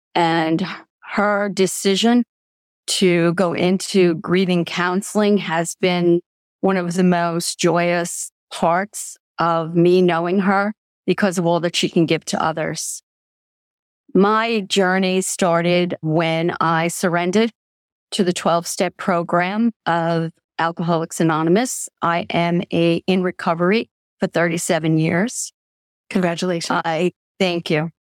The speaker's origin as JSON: {"language": "English", "area": "Long Island", "region": "New York", "country": "United States", "tie": "born or raised there", "said": "I come from New York."}